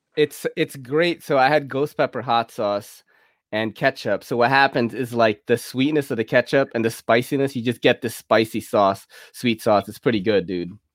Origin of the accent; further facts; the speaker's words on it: New York City, New York, United States; going to public school in New York City is crazy because you're taking a train when you're like ten.